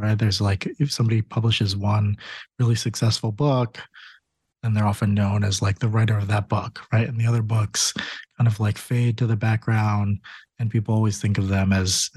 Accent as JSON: {"language": "English", "region": "Connecticut", "country": "United States", "tie": "born or raised there", "moved": "yes", "said": "I grew up in Connecticut"}